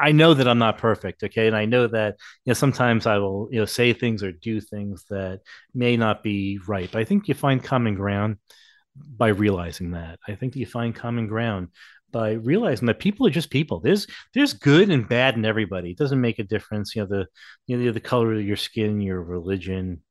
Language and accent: English; West Islip, New York, United States; I grew up in West Islip, Long Island